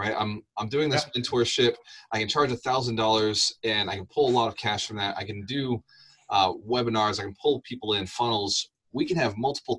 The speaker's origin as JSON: {"language": "English", "town": "Fall River", "region": "Massachusetts", "country": "United States", "said": "I'm from Fall River"}